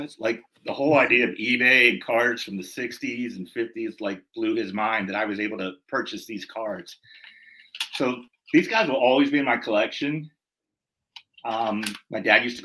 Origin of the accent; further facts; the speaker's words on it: Pittsburgh suburbs, Pennsylvania, United States; when I say I'm from Pittsburgh, I'm from the suburbs. You know, I'm not in Pittsburgh